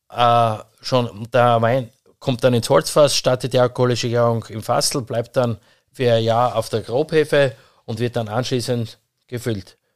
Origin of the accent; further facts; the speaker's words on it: Styria, Austria; Und vor allem da ist mehr gesegnet bei uns in der Oststeiermark generell oder in der Steiermark.